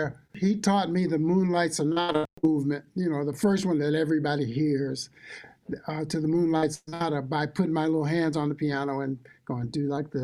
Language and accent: English; Mississippi, United States; also born or lived in Clarksdale, Mississippi; now in Buffalo, United States; I'm from way down south, man. I'm from Mississippi.